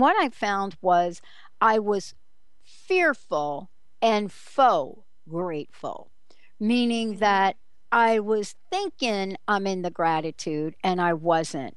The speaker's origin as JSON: {"language": "English", "region": "East Coast", "country": "United States", "tie": "born or raised there", "said": "Growing up on the East Coast"}